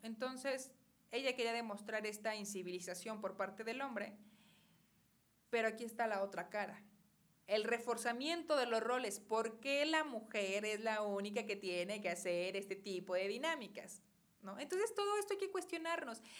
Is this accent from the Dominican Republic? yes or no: no; Cuautitlán, State of Mexico, Mexico; nuestro municipio de Cuautitlán, ¿no? Yo soy nativa de aquí